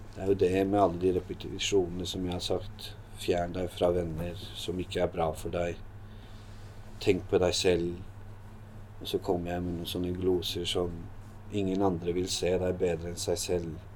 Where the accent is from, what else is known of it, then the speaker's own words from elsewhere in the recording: Hallingdal, Buskerud, Norway; moved away as an adult; also born or lived in Drammen; jeg vokste opp i Hallingdal.